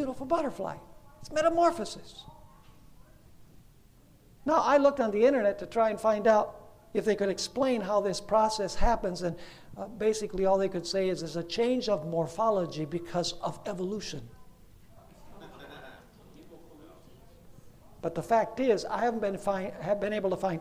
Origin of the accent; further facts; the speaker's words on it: Venezuela; When I was a child growing up in Venezuela